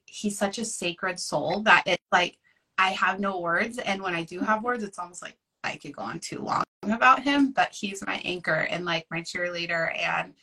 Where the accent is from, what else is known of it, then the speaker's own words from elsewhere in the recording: Oregon, United States; I'm from Oregon. I live in a tiny little coastal town